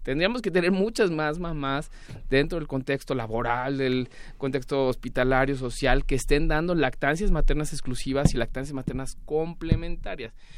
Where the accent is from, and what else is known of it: Mexico